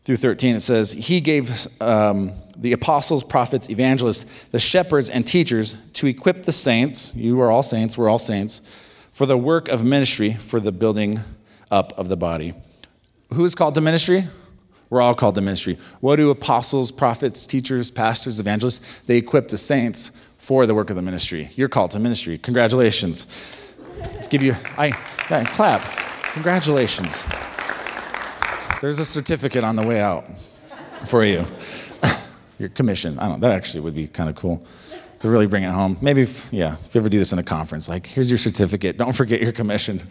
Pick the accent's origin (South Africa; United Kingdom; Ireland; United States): United States; being American